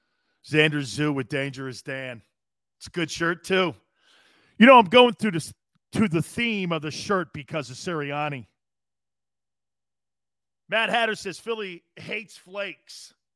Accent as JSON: {"language": "English", "town": "Montreal", "region": "Quebec", "country": "Canada", "said": "Love your show. I'm from Montreal."}